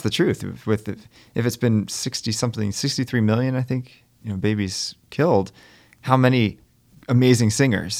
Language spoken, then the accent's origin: English; Maryland, United States; now in Stamford, United States; I was at a pro-life rally in, in my hometown in Maryland